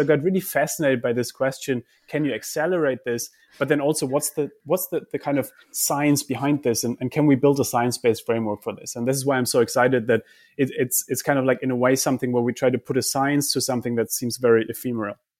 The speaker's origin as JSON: {"language": "English", "country": "Germany", "said": "I come from Germany."}